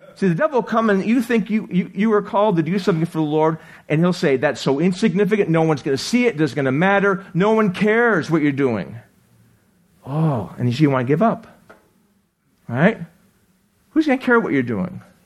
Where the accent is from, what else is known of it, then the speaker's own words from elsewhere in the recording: Buffalo, New York, United States; now in Arizona, United States; I grew up in Buffalo